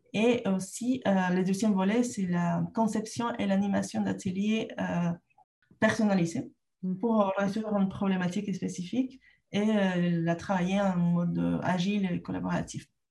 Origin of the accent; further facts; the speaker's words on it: Lima, Peru; French is a second language; moved away as an adult; also born or lived in Canada; now in France; je, suis née au Pérou, j'ai grandi là-bas